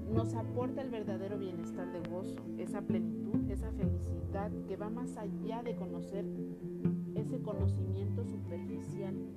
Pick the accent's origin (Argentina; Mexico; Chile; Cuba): Mexico; como buen mexicano